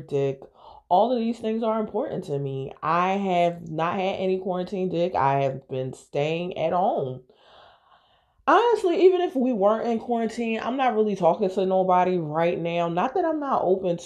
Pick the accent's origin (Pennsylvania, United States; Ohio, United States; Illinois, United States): Pennsylvania, United States; Philadelphia; I am from Philadelphia